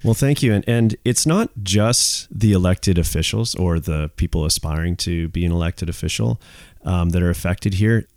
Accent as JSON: {"language": "English", "town": "Squamish", "region": "British Columbia", "country": "Canada", "tie": "born or raised there", "said": "I'm third generation Squamish"}